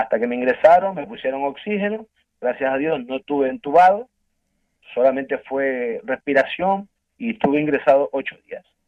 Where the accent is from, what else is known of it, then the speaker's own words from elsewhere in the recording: Ecuador; moved away as an adult; now in Spain; yo soy de Ecuador yo llevo casi 20 años en España